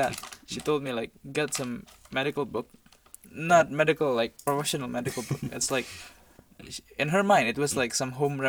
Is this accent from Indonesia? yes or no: yes; Jakarta, Indonesia; moved away as an adult; now in Yangzhou, China; So I came from the island of Java. So my city is Jakarta. It's right now it's the capital.